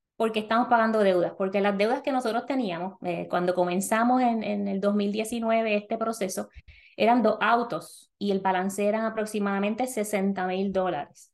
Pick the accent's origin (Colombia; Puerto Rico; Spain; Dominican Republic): Puerto Rico; moved away as an adult; now in North Carolina, United States; las personas en Puerto Rico somos ciudadanos americanos, así que mudarnos a Estados Unidos no tiene ninguna implicación de papeles ni nada de eso